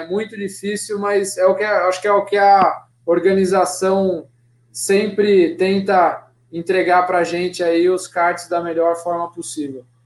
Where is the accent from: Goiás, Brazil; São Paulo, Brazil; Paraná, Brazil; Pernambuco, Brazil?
São Paulo, Brazil; Piracicaba; also born or lived in Sorocaba; onde eu nasci também, Piracicaba